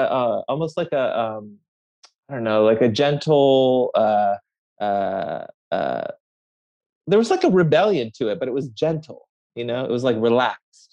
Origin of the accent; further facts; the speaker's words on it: Bay Area, California, United States; also born or lived in Tehran, Iran; I grew up mostly in the Bay Area